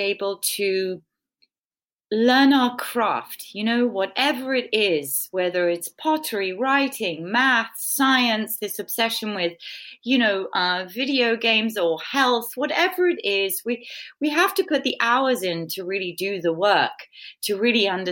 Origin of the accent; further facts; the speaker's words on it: England, United Kingdom; I'm British